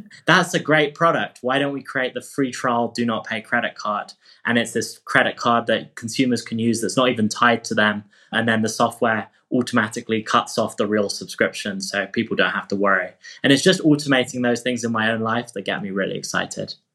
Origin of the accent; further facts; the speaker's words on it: England, United Kingdom; moved away as an adult; now in California, United States; I moved from England to study at Stanford in California